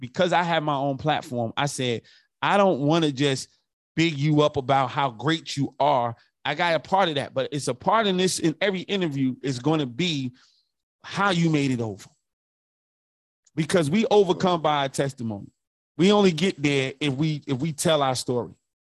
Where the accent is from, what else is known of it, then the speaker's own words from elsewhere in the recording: California, United States; I'm not a Raider fan, but I'm right there from the Bay with him.